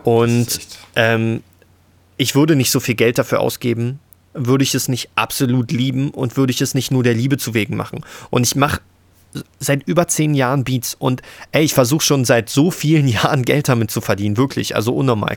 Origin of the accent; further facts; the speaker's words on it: Frankfurt, Brandenburg, Germany; bin zurück in meine Heimatstadt gezogen, Frankfurt-Oder